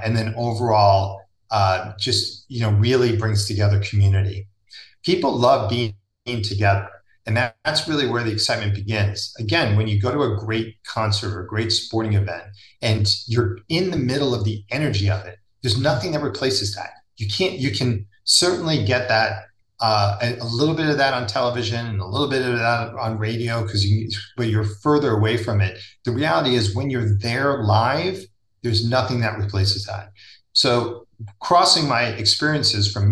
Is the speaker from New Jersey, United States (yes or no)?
yes; Woodcliff Lake, New Jersey, United States; I grew up in Woodcliffe Lake, New Jersey